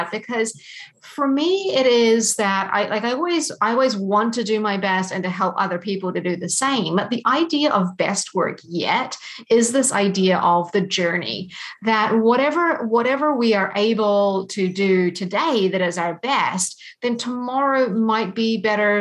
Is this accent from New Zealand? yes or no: yes; New Zealand; moved away as an adult; also born or lived in London, United Kingdom; now in Canada; I was born in New Zealand, and so I grew up there, and that's where I studied as well.